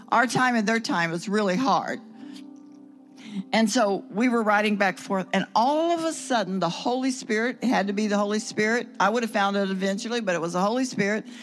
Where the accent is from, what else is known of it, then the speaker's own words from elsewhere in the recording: Russia; We're from Russia and uh, we're trying to get to Israel.